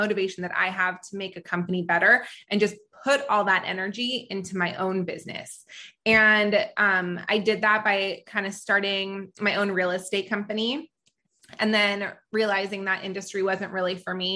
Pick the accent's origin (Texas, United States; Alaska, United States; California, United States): California, United States; also born or lived in Israel; I was born in Israel and I moved to California, at a very young age